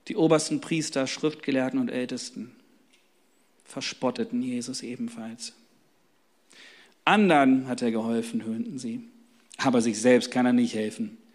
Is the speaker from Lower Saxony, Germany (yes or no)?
yes; Hanover, Lower Saxony, Germany; ich komme aus Hannover, da haben wir nur Faschingsmontag irgendwie und so, das ist gar nicht so groß wie hier im Rheinland.